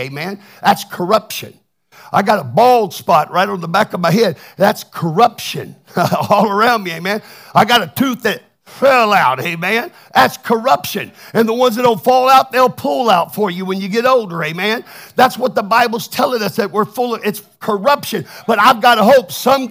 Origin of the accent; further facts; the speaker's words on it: Texas, United States; I'm from Texas